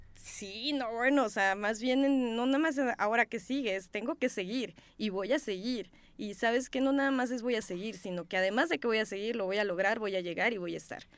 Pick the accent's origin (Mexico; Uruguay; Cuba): Mexico; Chiapas; also born or lived in Simojovel de Allende; yo soy de Chiapas. Este, mis papás son de un, un pueblo que se llama Simojovel de Allende